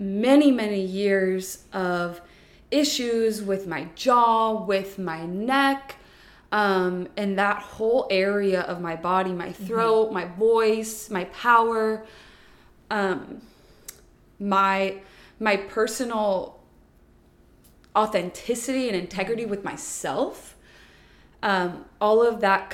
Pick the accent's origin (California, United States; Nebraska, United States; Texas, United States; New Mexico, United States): Texas, United States; Houston; moved away as an adult; also born or lived in New Orleans / Geneva, Switzerland; I'm born and raised in Houston, Texas.